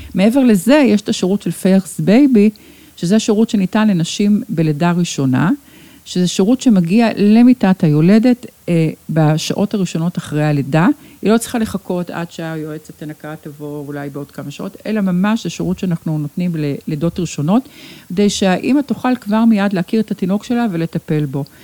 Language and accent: Hebrew; Sheba Medical Center, Tel Aviv District, Israel; כאן נולדתי, כאן נולדו לי ילדיי, כאן אה, בניתי את ביתי באמת